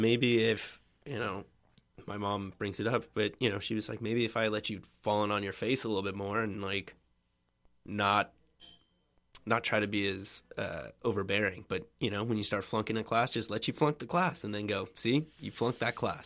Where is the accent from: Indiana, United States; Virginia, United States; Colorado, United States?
Virginia, United States; Richmond; I grew up in Richmond, Virginia, or in the suburbs of Richmond, Virginia